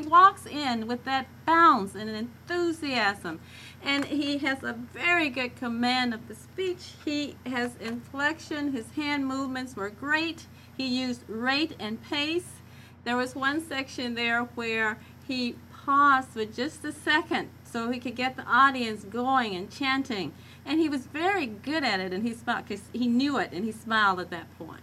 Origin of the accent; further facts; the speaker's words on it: Marble, Arkansas, United States; accent: southern; Yes, I grew up in Marble, Arkansas, and the southern accent and dropping ings was very common.